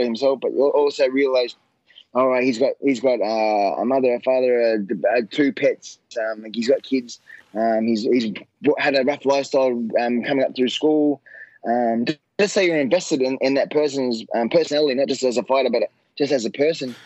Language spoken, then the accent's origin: English; Australia; my hometown